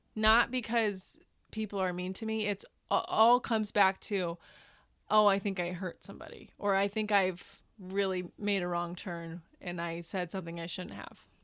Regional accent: Northern Indiana, United States; now in Los Angeles, United States; I'm originally from the Midwest. I'm from Northern Indiana.

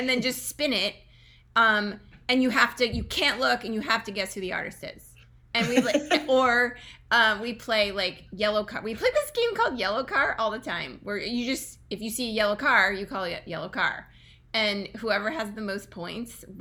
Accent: New Jersey, United States; I grew up here in the United States. I actually grew up in New Jersey.

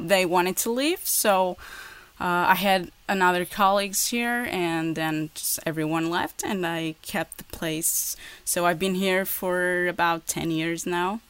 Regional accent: Portugal; English is a second language; also born or lived in Porto; in Porto. That's where I live. I'm from Portugal.

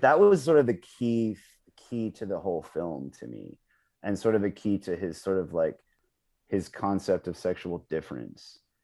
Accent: United States; as a Westerner, as an American

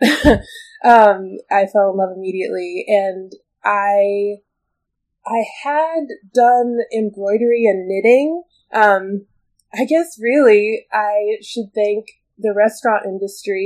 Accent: Bloomington, Minnesota, United States; moved away as an adult; now in Chicago, United States; I actually was born in Chicago, where I live now, but I grew up in Minnesota

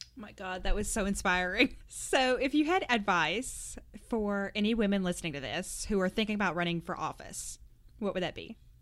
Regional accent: Arkansas, United States; I also grew up in Arkansas

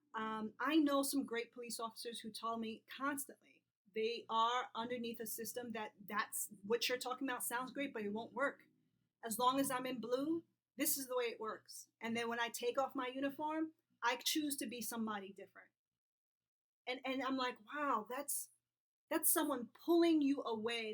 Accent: New York City, New York, United States; I'm from New York and New York City

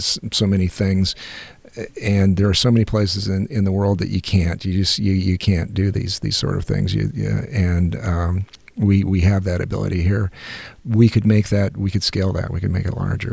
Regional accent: United States; as an American

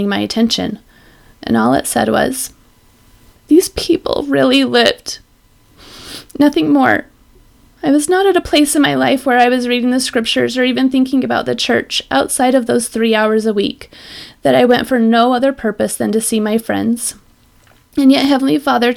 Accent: Utah, United States; I grew up in Utah, and I'm pretty sure in the most LDS neighborhood in the world

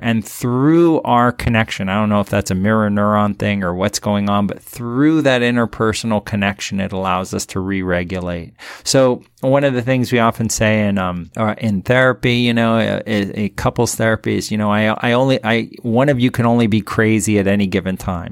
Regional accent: Miami, Florida, United States; also born or lived in Big Island, Hawaii; now in Hawaii, United States; I'm from Miami

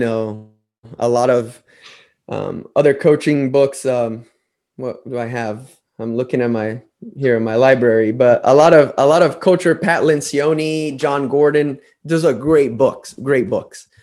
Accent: Brazil; moved away as an adult; also born or lived in United States; i was from Brazil back before social media, back before YouTube. I had to mail DVDs to coaches from Brazil to America.

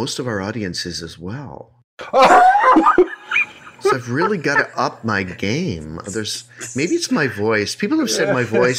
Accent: Moca, Puerto Rico; Where are you from? I am from Moca. This is in Puerto Rico.

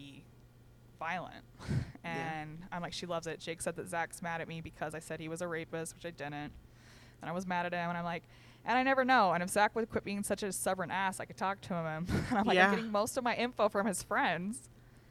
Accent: Richfield, Utah, United States; moved away as an adult; also born or lived in Panguitch; I am from Richfield. That's where I fucking was born and raised

